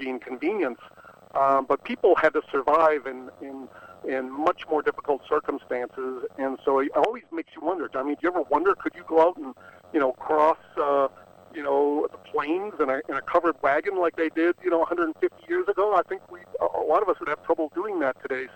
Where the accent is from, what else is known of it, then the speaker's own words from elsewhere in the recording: Boston, Massachusetts, United States; I grew up in Boston